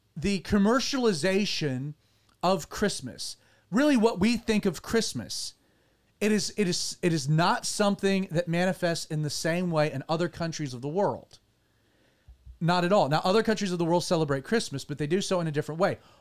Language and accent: English; United States; as an American